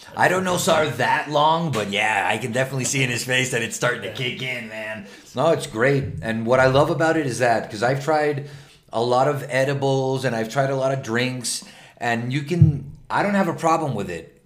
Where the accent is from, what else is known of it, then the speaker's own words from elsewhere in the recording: Venezuela; now in Mexico; From Venezuela, like me